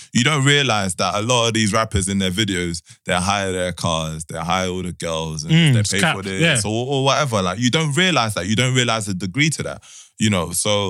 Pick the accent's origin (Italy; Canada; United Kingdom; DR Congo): DR Congo; Like, I know people have, I'm from Congo, I know people have fled war.